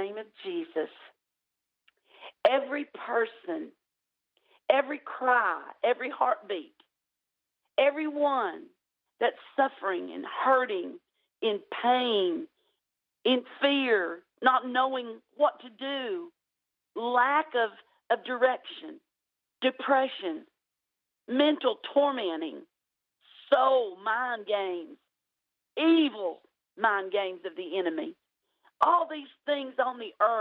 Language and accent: English; United States; I may sound like I'm from Tennessee, Alabama area, and I am. But I can't change my accent. I've been living here all my life.